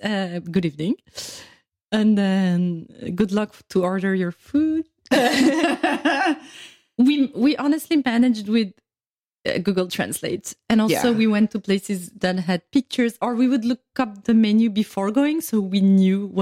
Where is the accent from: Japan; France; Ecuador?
France; I'm from France.